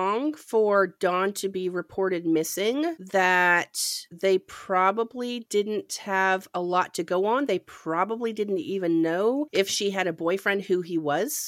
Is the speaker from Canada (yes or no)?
yes; Ontario, Canada; I grew up in Canada, and we used to go to Lake Huron, which was my beach